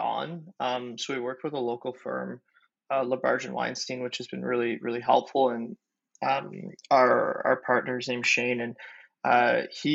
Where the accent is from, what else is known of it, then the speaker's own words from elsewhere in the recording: Ottawa, Ontario, Canada; I'm from Ottawa, Canada, and I'm one of the co-founders of Noibu